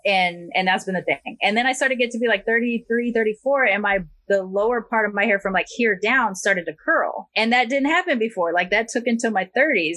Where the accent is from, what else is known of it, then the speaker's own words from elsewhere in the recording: United States; as an American